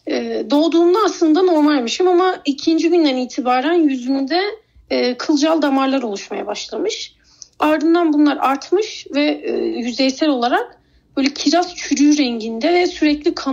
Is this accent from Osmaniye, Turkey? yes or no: no; Ankara, Turkey; Örnek Mahallesi'nde doğup büyüyen bir … var karşınızda.